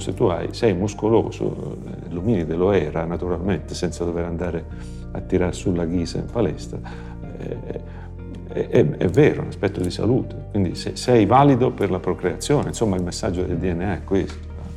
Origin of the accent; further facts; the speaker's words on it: Mormanno, Calabria, Italy; now in Florence, Italy; Io sono Calabro Lucano, Eh, la dico così per far capire che vengo dal nord della Calabria